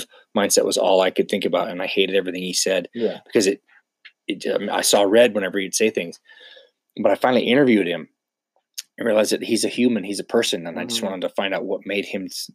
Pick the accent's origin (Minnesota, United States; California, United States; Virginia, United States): California, United States; Northern; I grew up in Northern California